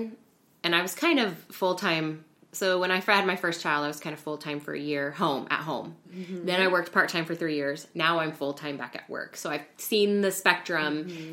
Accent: Central Illinois, United States; moved away as an adult; also born or lived in Kirksville, Missouri; now in Hyde Park, United States; I'm from Central Illinois

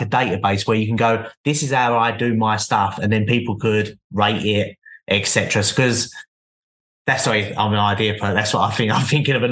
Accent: London, United Kingdom; I'm from London, so London's very, very busy

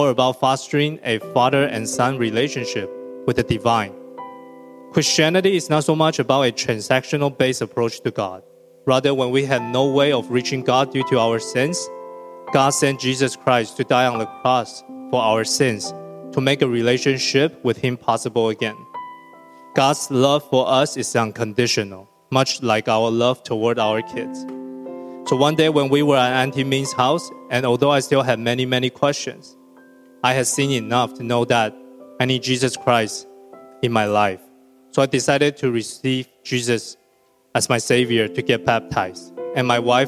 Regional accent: Taiwan; moved away as an adult; Growing up in Taiwan, when I was little, my parents were hardly ever around

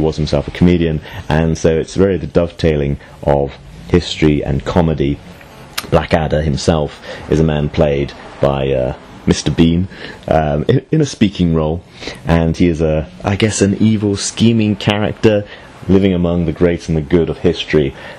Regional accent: United Kingdom; also born or lived in China; now in United States; as a Brit in the US now.

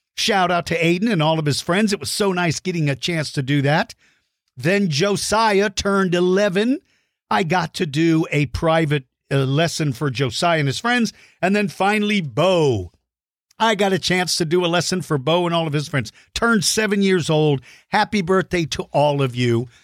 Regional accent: Texas, United States; my home state

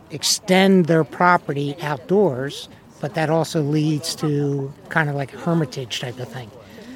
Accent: East Coast, United States; now in Fremont, United States; I grew up on the East Coast. It's totally different on the East Coast.

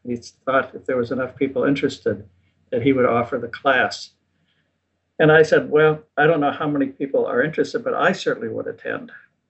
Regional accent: Chicago, Illinois, United States; Born and raised in the outskirts of Chicago.

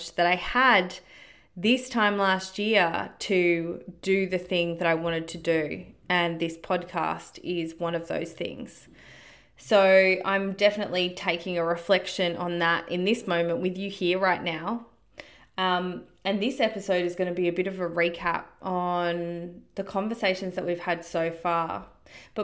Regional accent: Australia; Growing up in Australia, disconnected from my country and being immersed in my culture.

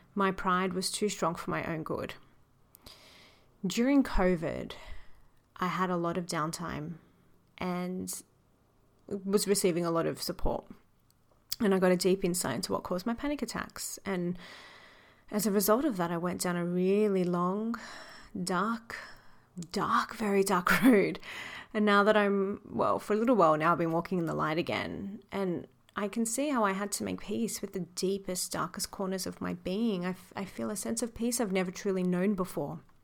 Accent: Sydney, New South Wales, Australia; moved away as an adult; also born or lived in New York; I'm a retired lawyer who grew up in the western suburbs of Sydney. I'm Australian, born and raised

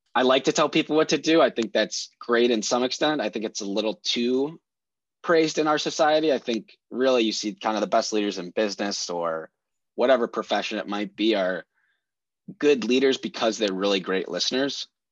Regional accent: Oak Park, Illinois, United States; I grew up in Oak Park.

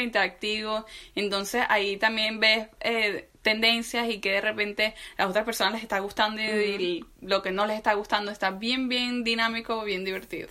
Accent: Venezuela; moved away; also born or lived in Colombia; para nosotros como venezolanos era muy común tener amigos, vecinos que fueran colombianos

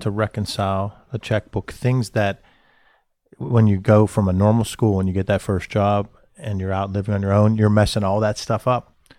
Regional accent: Johnstown, Pennsylvania, United States; I'm loyal to the people that I grew up with in Johnstown

